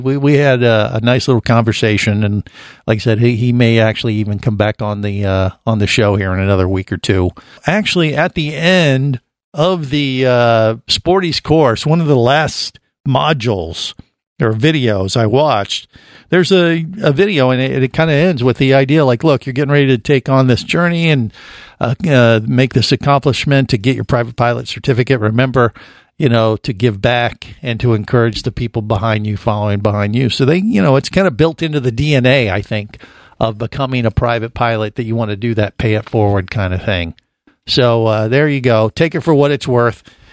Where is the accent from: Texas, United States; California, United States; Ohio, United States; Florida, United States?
Ohio, United States; Cincinnati; I definitely watched every episode when I was growing up in Cincinnati